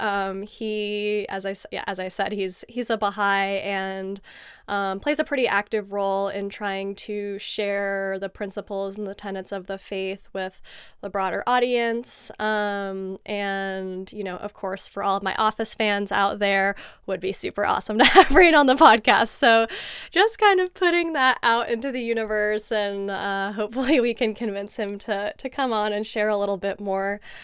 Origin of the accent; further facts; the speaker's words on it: San Diego, California, United States; I was born and raised in sunny San Diego, California